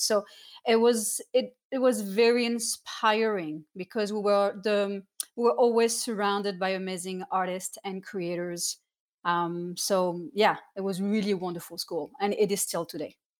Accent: Cannes, Provence-Alpes-Côte d'Azur, France; moved away; also born or lived in Saint-Étienne; I was born in Saint-Étienne, was next to Lyon, but I spent all my childhood in the south of France in Cannes.

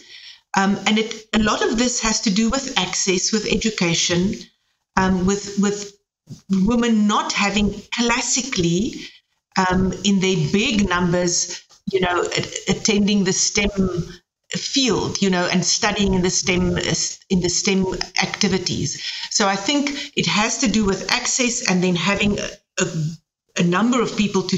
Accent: South Africa; now in Germany; I'm coming from South Africa

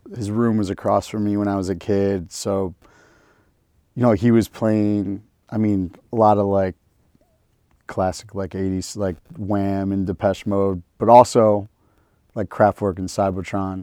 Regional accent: Detroit, Michigan, United States; moved away; three generations of Detroit Jews

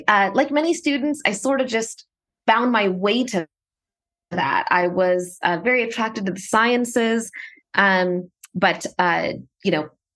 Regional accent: Dallas, Texas, United States; moved away as an adult; also born or lived in San Francisco Bay Area, California; I was born and raised in Dallas, Texas

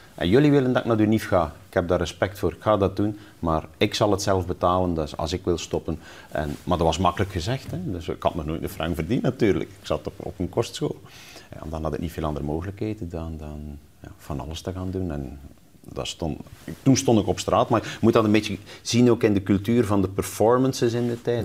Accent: West Flanders, Belgium; moved away; also born or lived in Ghent; ik zat in Gent op school, ik kwam uit West-Vlaanderen

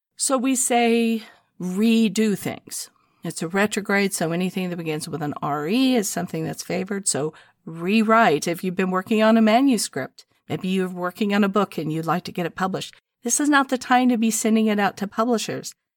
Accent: United States; I'm an American living here in this country

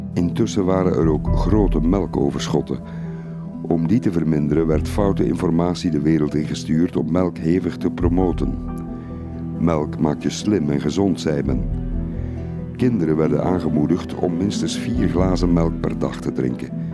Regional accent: Flanders, Belgium; Ik herinner me uit mijn jonge jaren de Melkbrigade in Vlaanderen

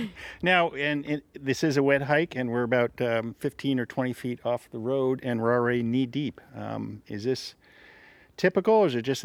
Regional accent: Utah, United States; we're from Utah, the Southwest, which is in a 1,200-year drought.

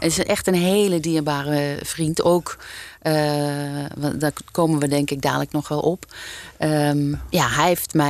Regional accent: Nieuwkuijk, North Brabant, Netherlands; moved away as an adult; also born or lived in Hilversum / Utrecht; Ik kom dus uit Brabant. Ja. Eh, ik ben geboren in Nieuwkuik

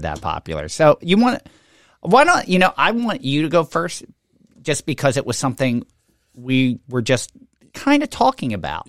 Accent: Levittown, United States; growing up in Levittown, every tree in my development had a fruit tree planted on it

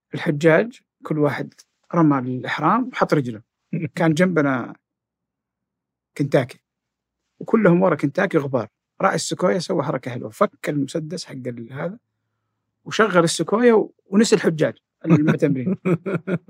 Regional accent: Jeddah, Makkah Province, Saudi Arabia; كان في حي قوي عندنا في جده اسمه الصفا

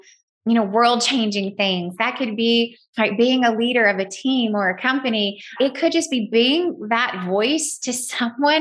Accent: the South, United States; accent: very Southern; I use my very Southern accent

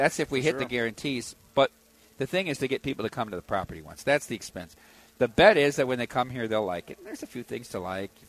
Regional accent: Iowa, United States; Like, I'm from Iowa

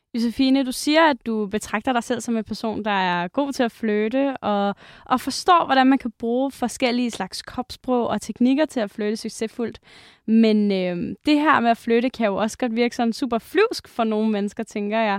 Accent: Jutland, Denmark; i Jylland, hvor jeg er fra

